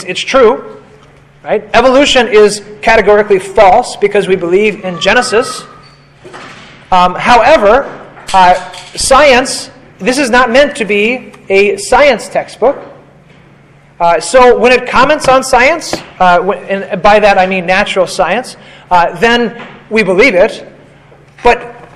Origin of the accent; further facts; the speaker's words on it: United States; I'm an American